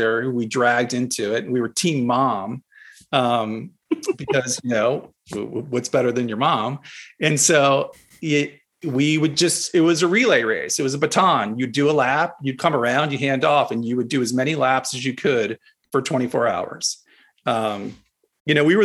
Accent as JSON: {"language": "English", "town": "Westminster", "region": "Maryland", "country": "United States", "tie": "born or raised there", "also_born_or_lived": "Greensboro, North Carolina", "moved": "as an adult", "lives_now": "Simsbury, Connecticut, United States", "said": "I grew up just north of Baltimore near the Mason-Dixon line, in a little town called Westminster, Maryland"}